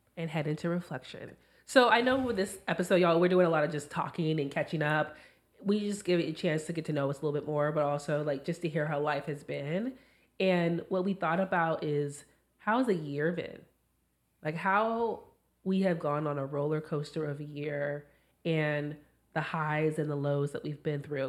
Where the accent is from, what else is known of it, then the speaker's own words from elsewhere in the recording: California, United States; moved away as an adult; now in Washington, United States; I'm originally from California